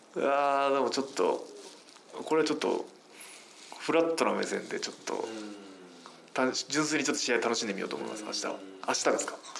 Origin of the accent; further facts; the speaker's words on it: Ehime, Japan; now in Tokyo, Japan; 地元、愛媛に帰るとやっぱり車なんてやっぱ生活できないので